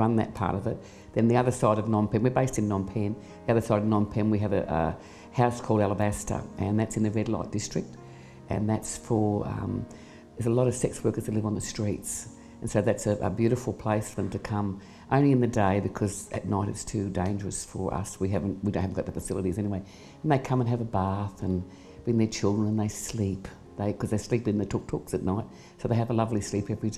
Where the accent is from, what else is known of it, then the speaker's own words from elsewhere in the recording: Australia; moved away as an adult; now in Cambodia; I'm from Australia